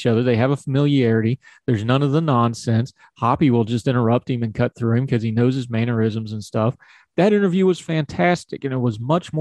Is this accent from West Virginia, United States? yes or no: yes; West Virginia, United States; accent: hillbilly; my home state of West Virginia